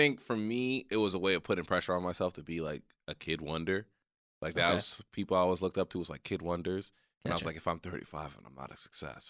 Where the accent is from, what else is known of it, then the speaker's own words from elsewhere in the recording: Texas, United States; we were at my childhood home, or, like, the home I grew up in Texas.